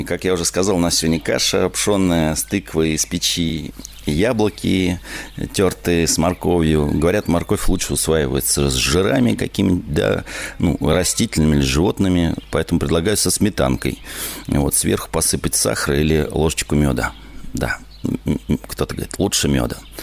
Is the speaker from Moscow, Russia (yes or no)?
yes; Moscow, Russia; also born or lived in Smolensk Oblast; я родился в Москве